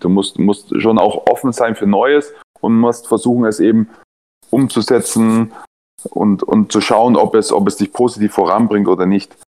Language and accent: German; Nuremberg, Bavaria, Germany; also born or lived in Hannover / Ingolstadt; now in Leipzig, Germany; Ich bin ja Nürnberger